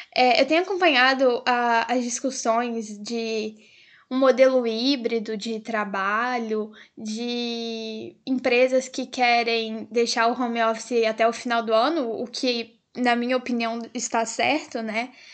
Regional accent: Brazil; enquanto brasileiros

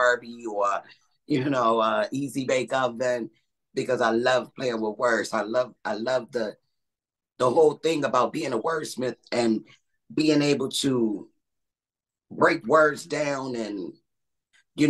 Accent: Buffalo, New York, United States; I'm from Buffalo, New York

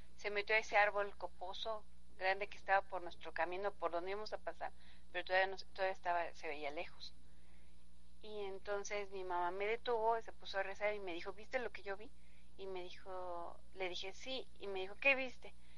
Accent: Mexico City, Mexico; yo soy de la Ciudad de México y cuando vengo acá al, al municipio de Zempoala

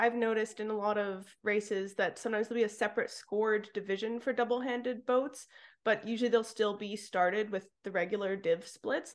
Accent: Vancouver Island, Pacific Northwest, British Columbia, Canada; I'm from the Pacific Northwest as well on Vancouver Island

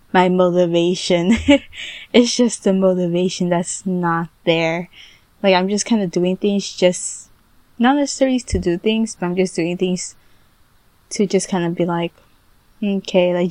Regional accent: United States; I was born here in the United States

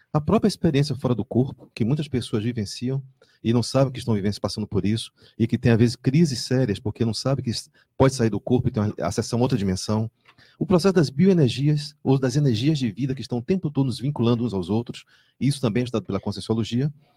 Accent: Salvador, Bahia, Brazil; now in Foz do Iguaçu, Brazil; eu venho de Salvador

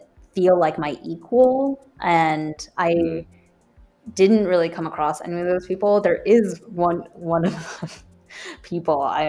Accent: United States; I'm American. Yeah. Like, yes, my blood and how I look, I am Taiwanese

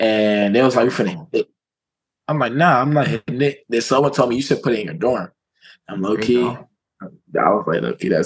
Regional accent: Southern California, United States; I'm from California, SoCal

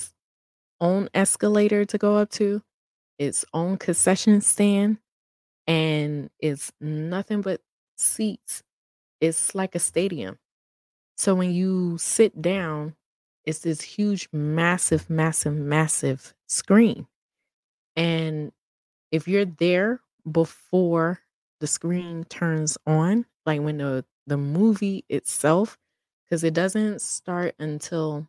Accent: New York City, New York, United States; I'm a New Yorker, born and raised

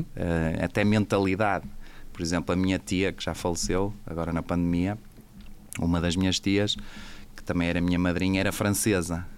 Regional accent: Portugal; accent: Portuguese; eu sou português, acho que se dá para notar pelo, pelo meu sotaque

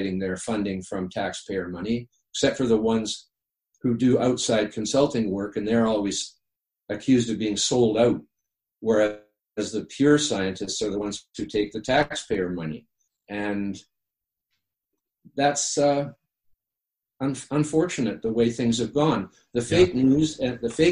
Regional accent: the Pacific, British Columbia, Canada; I grew up on the Pacific

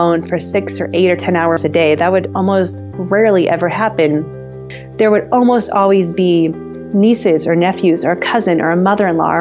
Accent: Southern California, United States; moved away as an adult; now in Guatemala; I am originally from Southern California, and I was there until about 7 years ago when I moved to Guatemala

